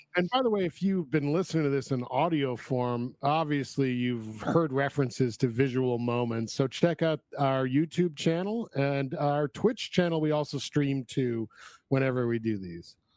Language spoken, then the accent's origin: English; Woodstock, New York, United States; moved away; also born or lived in Queens, New York; grew up in Woodstock